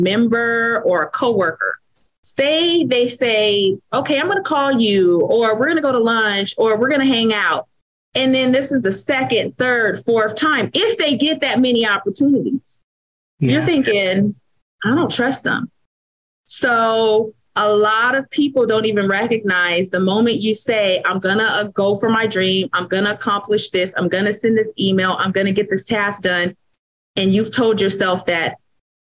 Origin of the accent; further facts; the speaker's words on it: Vallejo, California, United States; now in Fairfield, United States; I am from Vallejo, California